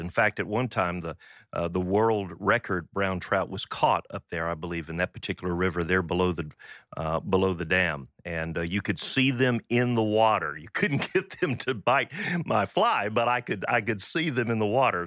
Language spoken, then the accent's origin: English; Pensacola, Florida, United States; I grew up in Pensacola, Florida, fishing in the bayous and bays and out in the Gulf of Mexico